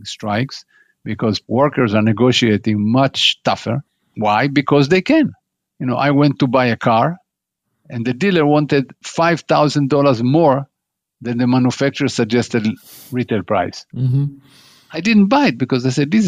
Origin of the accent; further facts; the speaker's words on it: United States; As an American